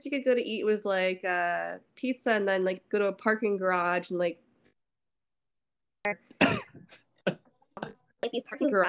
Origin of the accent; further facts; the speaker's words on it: San Francisco Bay Area, California, United States; now in Seattle, United States; I'm from San Francisco Bay Area.